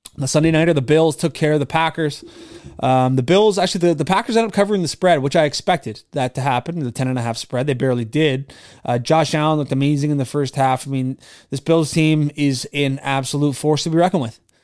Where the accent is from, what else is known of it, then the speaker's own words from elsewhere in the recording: Nova Scotia, Canada; growing up in Nova Scotia